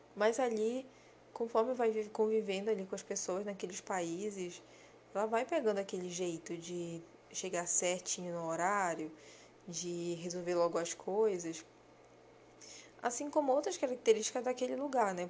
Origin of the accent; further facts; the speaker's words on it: Brazil; Os brasileiros eu tô me incluindo porque eu sou brasileira também